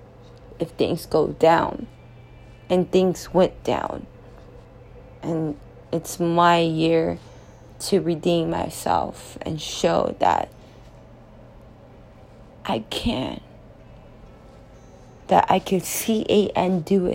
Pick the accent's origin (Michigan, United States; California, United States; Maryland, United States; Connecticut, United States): California, United States; Los Angeles; moved away as an adult; now in New York City, United States; I'm from Los Angeles, California, and I'm here. And I made it for 3 years now